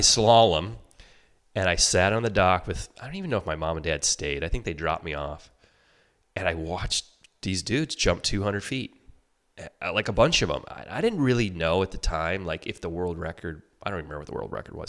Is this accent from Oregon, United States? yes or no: no; Detroit, Michigan, United States; I grew up in Michigan, uh, outside Detroit